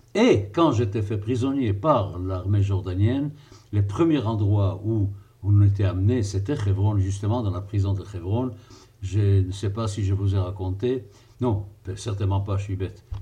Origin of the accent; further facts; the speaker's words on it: Israel; moi qui ai passé mon enfance en Israël